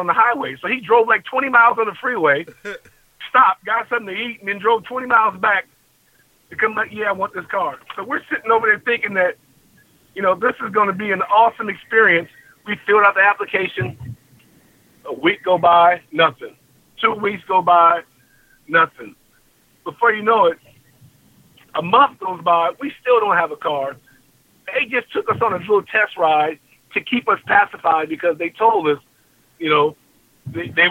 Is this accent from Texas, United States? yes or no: no; Long Beach, California, United States; moved away; I'm from Long Beach